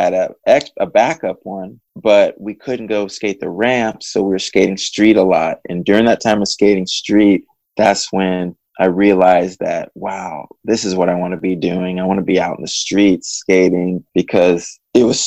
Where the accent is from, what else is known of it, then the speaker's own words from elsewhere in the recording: San Jose, California, United States; also born or lived in Tustin, California; I grew up in San Jose, California